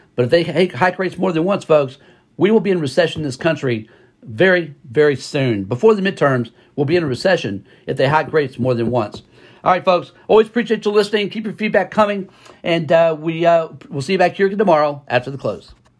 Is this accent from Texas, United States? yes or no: yes; Texas, United States; here in Texas, by the way, in my home state